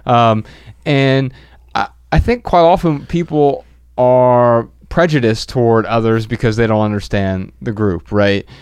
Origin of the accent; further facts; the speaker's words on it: Dayton, Ohio, United States; we're from Dayton, Ohio